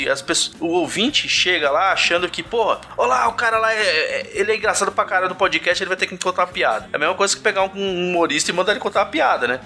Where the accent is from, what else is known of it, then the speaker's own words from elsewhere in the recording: Central-West Brazil, Brazil; eu sou aqui do, do interior do Brasil, aqui do, do coração do Brasil, aqui do Centro-Oeste